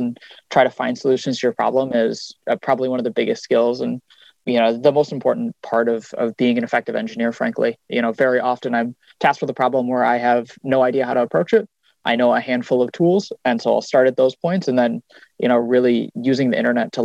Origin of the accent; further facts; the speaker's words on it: Minneapolis, Minnesota, United States; also born or lived in Iowa; born and raised in Minneapolis, went to school at Iowa State